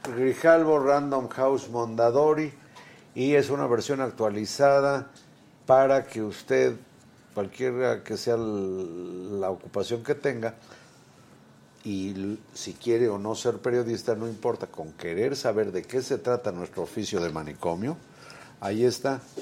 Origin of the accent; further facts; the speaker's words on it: Puebla, Mexico; yo nací en Puebla.